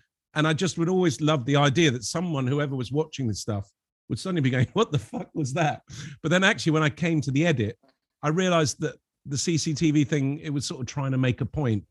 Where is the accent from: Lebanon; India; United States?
Lebanon; You know, growing up in Lebanon, I had a lot of French and Belgian comics, which are very surreal